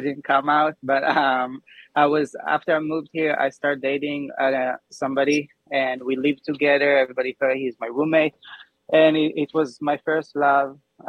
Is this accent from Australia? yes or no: no; Israel; I had the perfect life. Like, two brothers, sister, best parents ever. Honestly, people don't know about Israel.